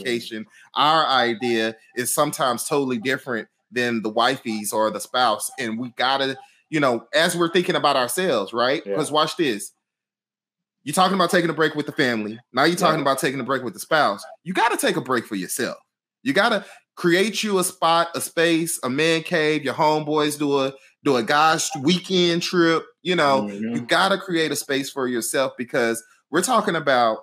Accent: Houston, Texas, United States; I'm from Houston. So all my family is in Houston

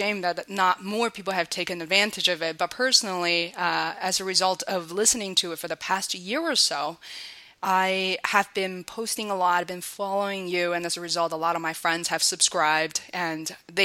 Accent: Beijing, China; moved away; I'm originally from Beijing

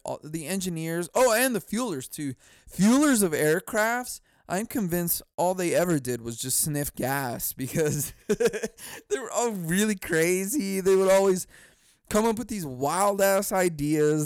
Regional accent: California, United States; moved away; I was from California

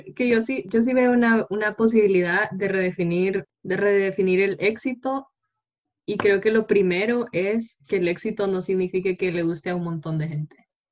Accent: Honduras; como hondureña

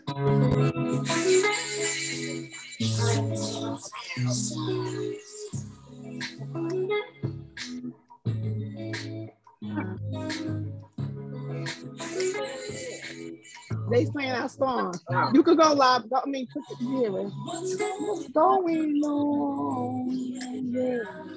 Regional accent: New York City, New York, United States; I'm originally from Harlem

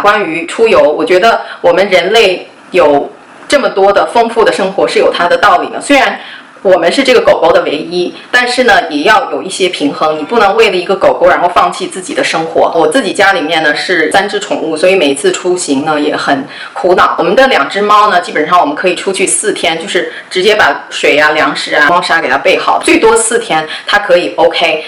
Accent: Taiyuan, Shanxi, China; moved away as an adult; also born or lived in Datong, Shanxi; now in United States; 我祖籍是河北的， 跟着我爷爷那边， 但是我不是在那边出生长大的，我是在山西太原出生长大的， 所以我一般会跟人说我是山西太原人。半个太原人， 半个大同人吧， 因为我奶奶家在大同， 所以我在大同呢也生活了很长时间， 所以基本上我就会跟人家说我是山西人

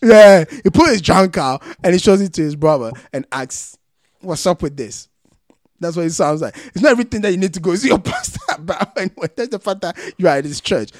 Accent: Ghana; generous and loving as Ghanaian

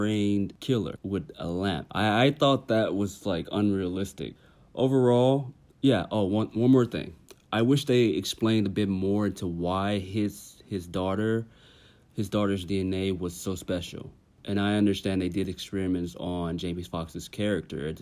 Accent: Tennessee, United States; I'm from Tennessee

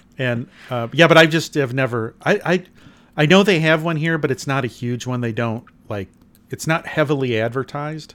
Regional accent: Farmington, Michigan, United States; I grew up in Farmington

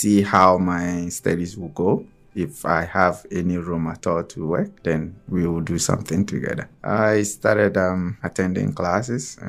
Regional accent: Ghana; moved away as an adult; also born or lived in Toronto, Canada / Newfoundland, Canada; now in St. John's, Canada; back in Ghana, where I'm from, I grew up in a big city and I lived in a big city. Population of almost 4 million.

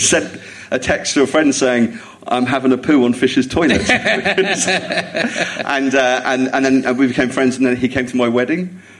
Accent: Jersey; It was growing up in Jersey

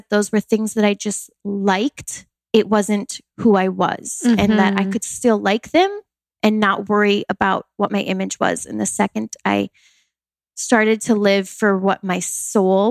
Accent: Wisconsin, United States; I grew up in Wisconsin, a very small town in the country

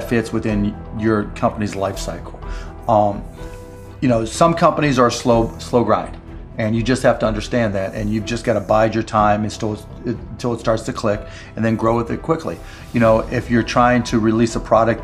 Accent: Pittsburgh, Pennsylvania, United States; I grew up in Pittsburgh

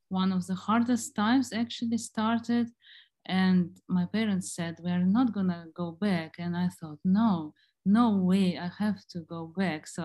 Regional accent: Ukraine; also born or lived in Germany; I was born in Ukraine and uh, then my family moved to Germany. Uh, my father was in the army there. Uh, when I was around nine years old, they returned to Ukraine. So I grew up in Germany actually.

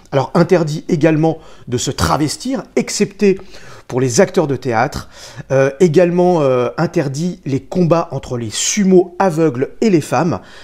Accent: France; accent: banlieusard; mon accent de banlieusard

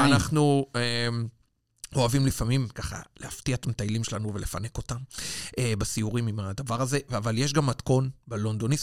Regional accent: Israel; now in London, United Kingdom; אני מישראל

